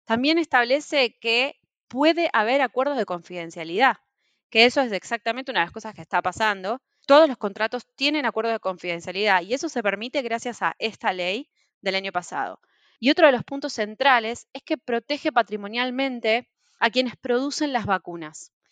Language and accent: Spanish; Argentina; nosotros en Argentina